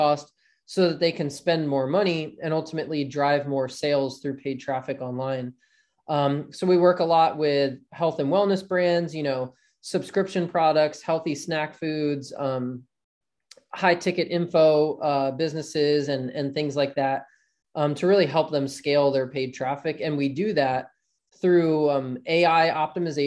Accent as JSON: {"language": "English", "area": "South Jersey near Philadelphia", "region": "New Jersey", "country": "United States", "tie": "born or raised there", "said": "I grew up in South Jersey near Philadelphia and grew up playing ice hockey as a kid"}